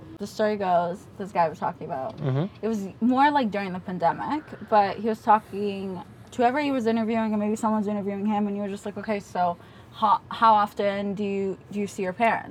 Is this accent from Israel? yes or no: yes; Israel; moved away; also born or lived in Russia; No, we grew up in Israel. Back then during communism, they kicked us out for being Jews.